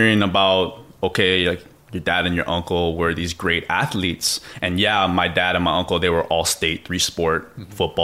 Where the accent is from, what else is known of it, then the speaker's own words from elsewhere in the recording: Hawaii, United States; growing up in Hawaii, when you have a dad and an uncle and a grandpa who were, you know, Mr. Everything for where they went, and, you know, growing up, everybody knows everybody